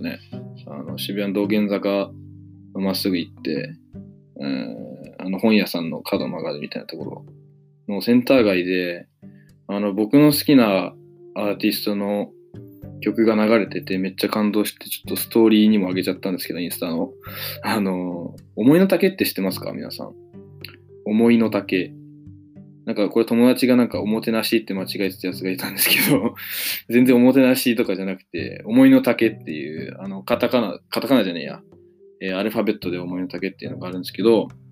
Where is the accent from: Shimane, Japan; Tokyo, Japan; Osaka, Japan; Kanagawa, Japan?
Shimane, Japan; Matsue; moved away; 僕の、まあ、故郷の松江